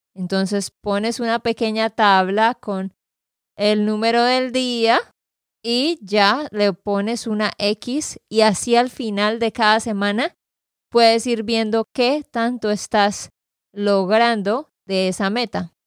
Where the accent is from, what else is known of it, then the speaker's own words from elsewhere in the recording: Santander, Colombia; de Santander, Colombia.